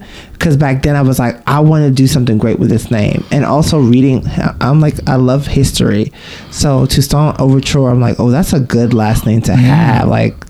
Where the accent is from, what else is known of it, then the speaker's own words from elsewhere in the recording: New York City, New York, United States; Oh, so I live in born and raised in Brooklyn. BK in the house. I grew up in Bushwick.